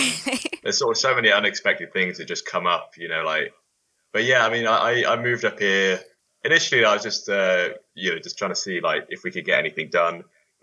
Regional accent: Bath, South West England, United Kingdom; also born or lived in London; now in Edinburgh, United Kingdom; So I moved up from London. Well, I come from Bath, but I moved from London up to Edinburgh

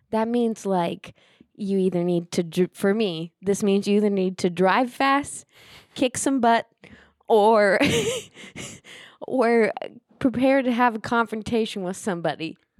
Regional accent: Osage County, Oklahoma, United States; moved away; my hometown

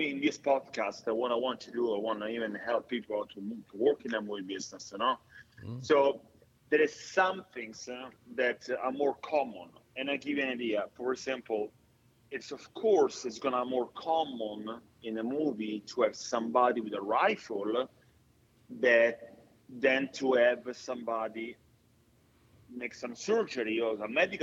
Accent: Italy; accent: Italian; now in Atlanta, United States; my Italian accent

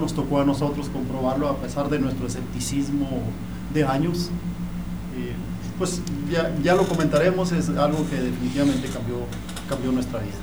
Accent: Chihuahua, Mexico; también soy de, soy de Chihuahua

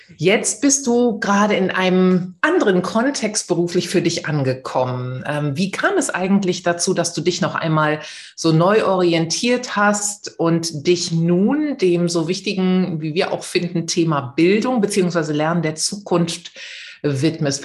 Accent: the Ruhr area, North Rhine-Westphalia, Germany; now in Essen, Germany; Ich bin ja auch hier aus dem Pott

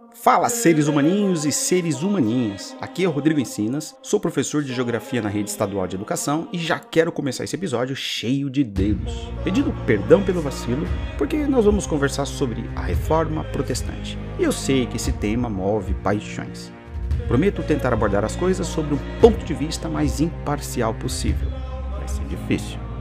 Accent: Brazil; somos brasileiros

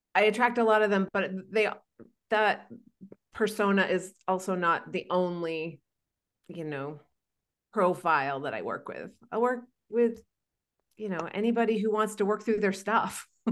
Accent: Maine, United States; now in Arizona, United States; In fact, I'm from Maine. I live in Arizona

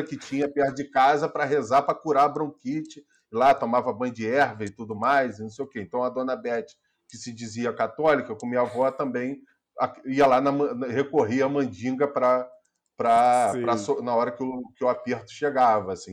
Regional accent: São Gonçalo, Rio de Janeiro, Brazil; born or raised there; also born or lived in Teresópolis

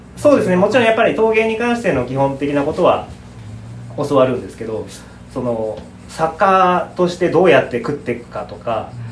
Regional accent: Saitama, Japan; also born or lived in Kyoto; now in Teshima, Japan; 1986年生まれの埼玉県出身で

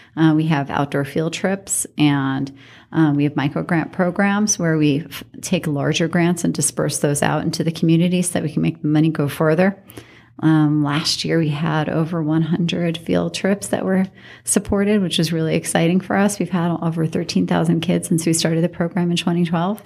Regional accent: New York City, New York, United States; moved away as an adult; also born or lived in Washington, D.C. / Reno, Nevada; now in Las Vegas, United States; I grew up in New York City, and I did not have a lot of money in New York City

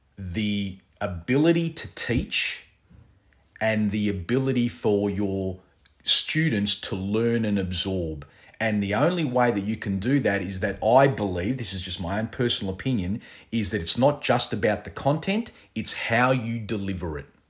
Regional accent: Australia; I was born here in Australia

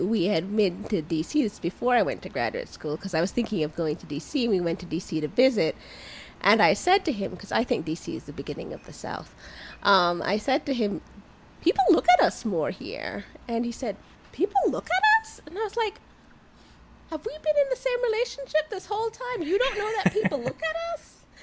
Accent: Jamaica; moved away; I grew up in Jamaica

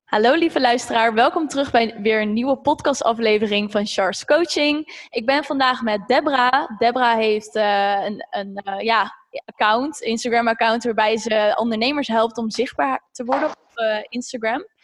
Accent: Zeist, Utrecht, Netherlands; ik kom zelf uit Zeist

